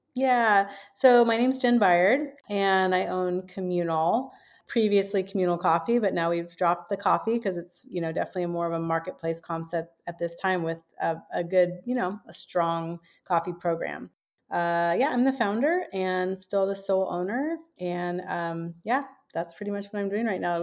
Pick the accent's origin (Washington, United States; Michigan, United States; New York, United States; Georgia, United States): Washington, United States; Seattle; now in San Diego, United States; I was born and raised in the Seattle area